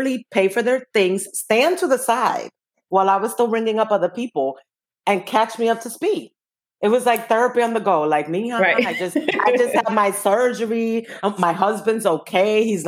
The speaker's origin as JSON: {"language": "English", "town": "New York City", "region": "New York", "country": "United States", "tie": "born or raised there", "said": "I will always identify as Washington Heights. That's where I grew up"}